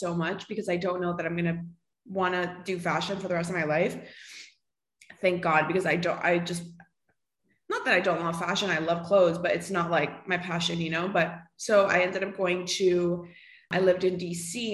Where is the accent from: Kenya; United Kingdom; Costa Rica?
Costa Rica; moved away as an adult; now in Miami, United States; I live in Miami, like you mentioned. I was born and raised in Costa Rica. So I lived there until I was like 19.